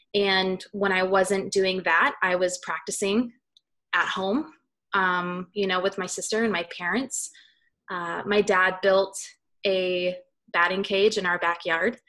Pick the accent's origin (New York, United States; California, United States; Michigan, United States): California, United States; Southern; I was uh, born and raised in Southern California, uh, up in the high desert